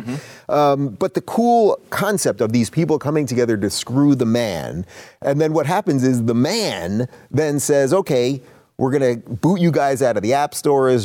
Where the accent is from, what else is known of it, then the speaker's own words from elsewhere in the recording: New York, United States; I'm from New York, born and born and raised in New York